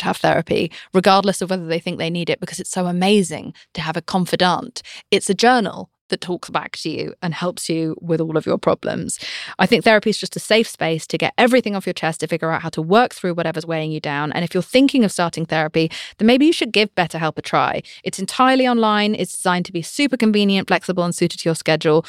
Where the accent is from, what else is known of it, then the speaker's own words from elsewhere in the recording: United Kingdom; I'm British